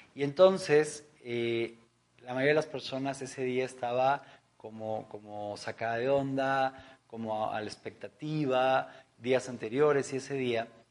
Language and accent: Spanish; Mexico; en nuestro país, en México, en mi país